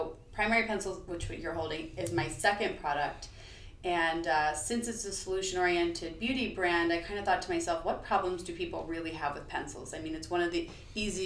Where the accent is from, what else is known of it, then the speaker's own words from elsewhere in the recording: Bucks County, Pennsylvania, United States; I grew up in Bucks County, Pennsylvania.